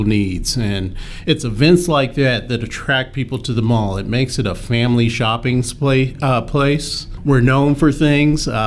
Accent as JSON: {"language": "English", "region": "Colorado", "country": "United States", "tie": "born or raised there", "also_born_or_lived": "Baton Rouge, Louisiana", "said": "I grew up here in Colorado"}